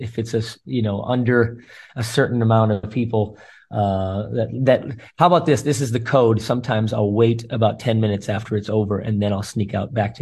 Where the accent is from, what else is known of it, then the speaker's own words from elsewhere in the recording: United States; moved away as an adult; now in Israel; even though I'm from America, I'm so proud to be American Israeli